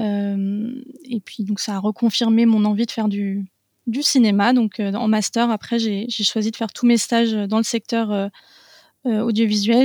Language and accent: French; Paris region, Île-de-France, France; j'ai grandi en région parisienne